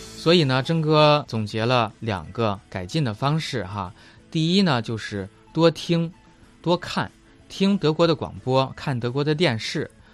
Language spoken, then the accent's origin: Chinese; China; 我们中国人经常犯的错误